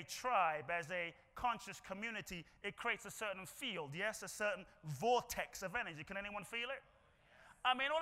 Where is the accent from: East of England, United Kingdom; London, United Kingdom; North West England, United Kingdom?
London, United Kingdom; now in United States; I grew up in London.